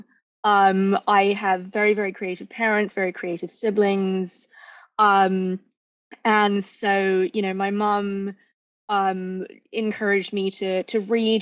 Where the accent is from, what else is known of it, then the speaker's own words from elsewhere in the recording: London, United Kingdom; now in San Francisco Bay Area, United States; I grew up in Northwest London.